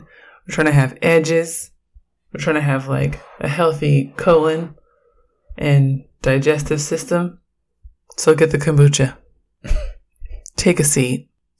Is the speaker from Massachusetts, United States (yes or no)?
no; Oakland, California, United States; I'm from Oakland, and I'm a queer, Black feminist scholar.